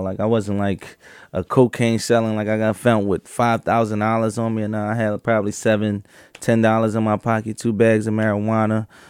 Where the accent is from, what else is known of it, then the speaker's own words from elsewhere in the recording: Philadelphia, Pennsylvania, United States; I grew up in Philadelphia, uh, North Philadelphia in the beginning of my life, and I would say South Philadelphia, uh, probably from, uh, fourteen years old on out